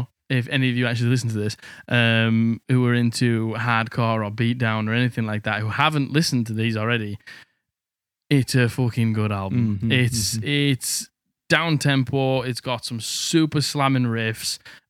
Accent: Middlesbrough, North East England, United Kingdom; Because I'm just from Middlesbrough.

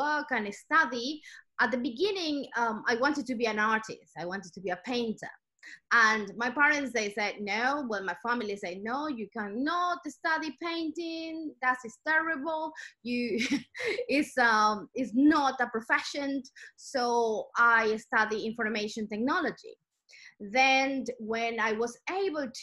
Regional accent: Ecuador; moved away as an adult; now in United Kingdom; I'm originally from South America. I'm from Ecuador.

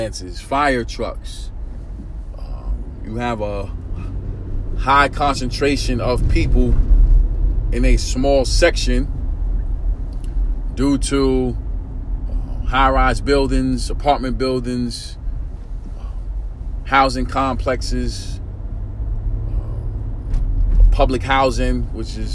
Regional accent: New York City, New York, United States; I'm from New York City, born and raised in Brooklyn, New York, East New York, section of Brooklyn, Pink Houses to be exact

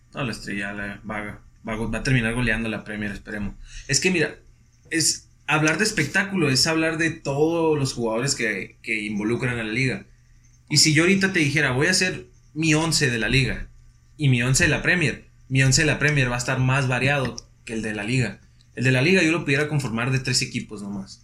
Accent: Mexico; es nuestra forma de ser en México

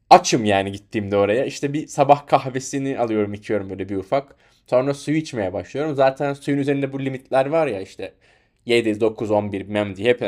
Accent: Anatolia, Turkey; Türk oğlu Türk'üm bir Anadolu çomarıyım diye böyle dolaşıyorum.

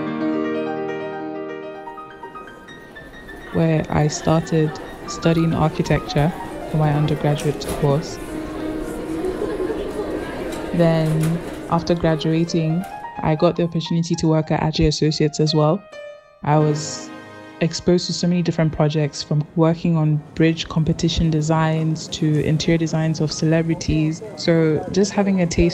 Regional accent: Ghana; moved away as an adult; also born or lived in Nottingham; now in London, United Kingdom; I'm a Ghanaian graphic designer, photographer, videographer, and web designer currently living

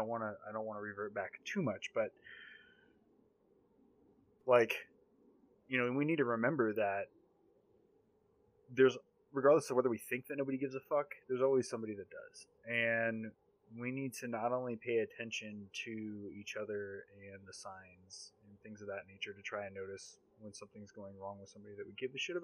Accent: Southern California, United States; Born and raised in Southern California

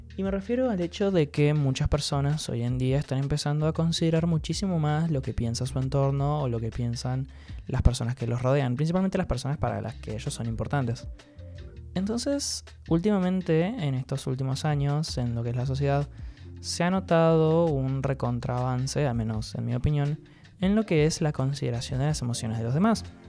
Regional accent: Entre Ríos, Argentina; yo soy entrerriano pura sangre

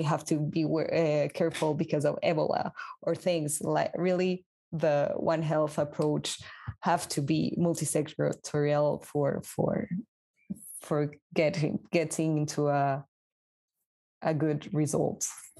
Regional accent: Peru; now in France; I'm from Peru

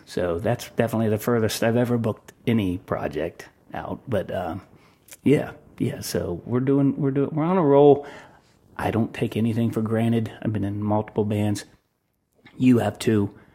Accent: Delaware, Ohio, United States; I grew up in Delaware, Ohio

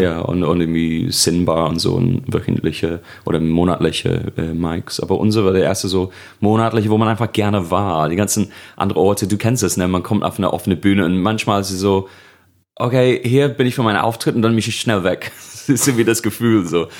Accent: Birkenhead, North West England, United Kingdom; accent: Scouse; German is a second language; moved away as an adult; now in Germany; Birkenhead und dann Babington bei Birkenhead bei Liverpool

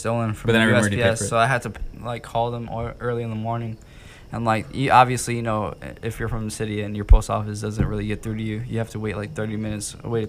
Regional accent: Chicago, Illinois, United States; It makes me wish I was from Canada and not from Chicago.

